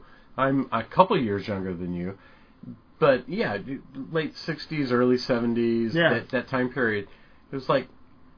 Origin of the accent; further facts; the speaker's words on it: Midwest, United States; growing up in the Midwest